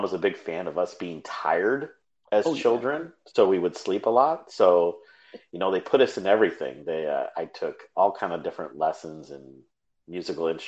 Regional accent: Manteca, California, United States; I was born and raised in Manteca, California

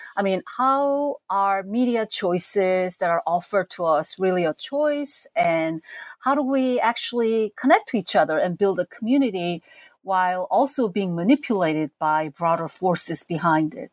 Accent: South Korea; moved away as an adult; now in United States; as a teenager growing up in South Korea um, in the 70s and 80s

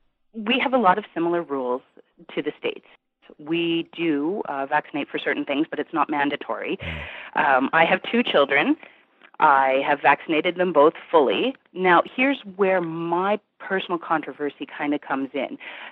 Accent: Canada; But I'm actually from Canada.

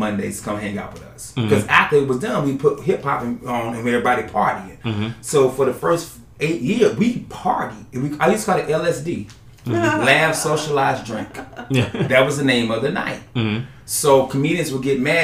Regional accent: North Carolina, United States; also born or lived in Florida; now in Orlando, United States; I'm from North Carolina

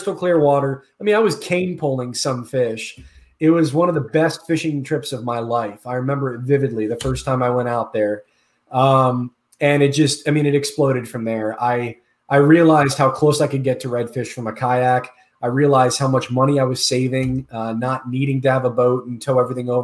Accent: Orlando, Florida, United States; I was born and raised here in Orlando, Florida

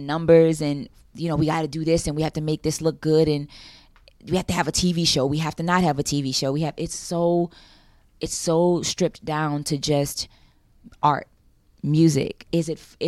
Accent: New Orleans, Louisiana, United States; moved away; I was from New Orleans, a black kid from

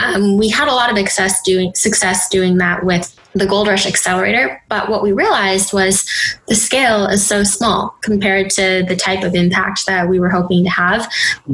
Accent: Minneapolis, Minnesota, United States; moved away as an adult; now in New York City, United States; So I was born in Minneapolis, Minnesota. Um, so Midwest, very homogenous community growing up

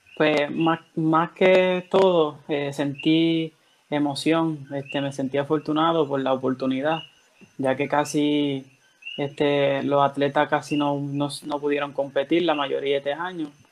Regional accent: Dominican Republic; now in Orocovis, Puerto Rico; yo soy de República Dominicana y resido en Orocovi, Puerto Rico

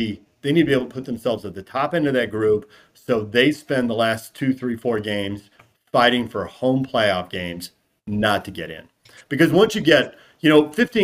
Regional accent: San Diego, California, United States; growing up in San Diego

